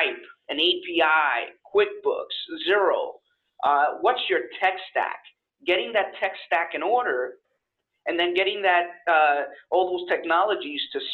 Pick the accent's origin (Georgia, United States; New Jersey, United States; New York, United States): New York, United States; moved away as an adult; now in Florida, United States; I'm actually from New York. I've been in Florida for about almost 5 years now